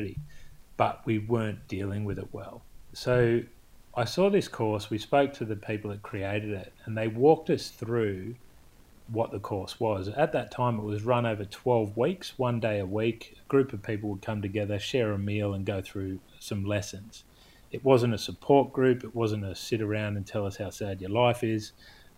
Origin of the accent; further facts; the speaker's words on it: Australia; growing up in Australia